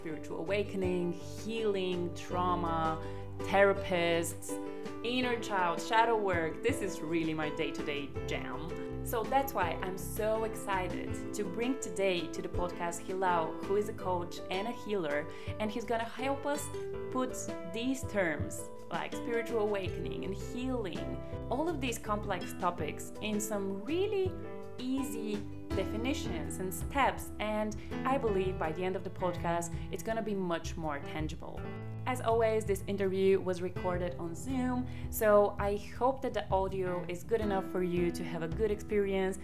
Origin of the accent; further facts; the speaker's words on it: Bulgaria; moved away as an adult; also born or lived in Germany; I feel that I am maybe 80% Bulgarian because I originally come from Bulgaria.